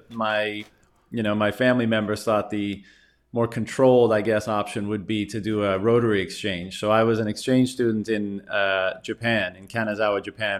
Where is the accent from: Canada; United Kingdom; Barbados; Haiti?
Canada; Newfoundland and Labrador; The Coles Notes version is I grew up in Newfoundland, Canada.